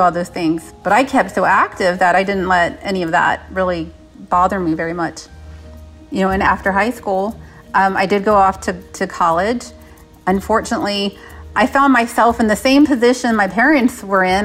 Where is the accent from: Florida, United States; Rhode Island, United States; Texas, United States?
Texas, United States; San Antonio; born or raised there